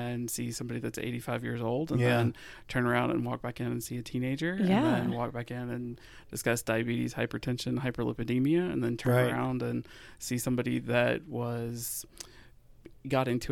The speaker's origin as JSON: {"language": "English", "town": "Lexington", "region": "Kentucky", "country": "United States", "also_born_or_lived": "Pikeville, Kentucky", "moved": "as an adult", "lives_now": "Northern Kentucky, United States", "said": "I'm originally from Lexington, and then I actually went to the osteopathic school in Pikeville, Kentucky"}